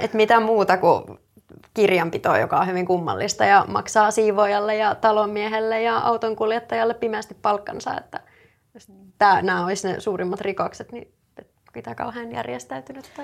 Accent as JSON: {"language": "Finnish", "town": "Rauma", "region": "Satakunta", "country": "Finland", "moved": "yes", "lives_now": "Turku, Finland", "said": "mä oon Raumalta"}